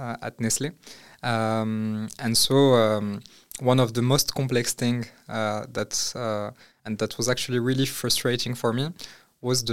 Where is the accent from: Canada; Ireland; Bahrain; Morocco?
Morocco; moved away as an adult; now in France; I grew up in Morocco. I studied in France